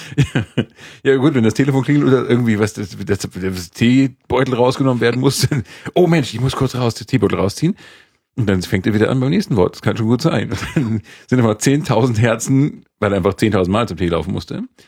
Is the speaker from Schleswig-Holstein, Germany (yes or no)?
yes; Schleswig-Holstein, Germany; als äh, Holsteiner